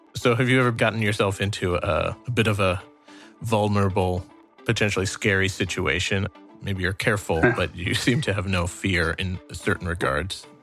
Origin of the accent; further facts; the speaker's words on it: United States; I'm a dad, and I'm an American.